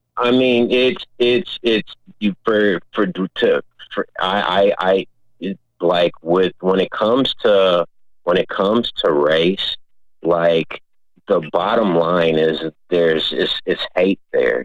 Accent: Minneapolis, Minnesota, United States; growing up in South Minneapolis

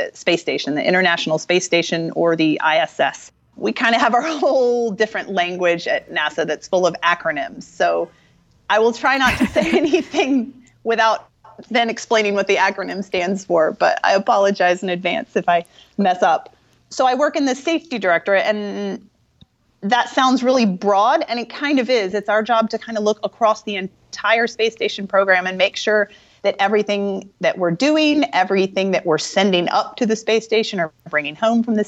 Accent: Charlotte, North Carolina, United States; moved away; I grew up in North Carolina, in Charlotte

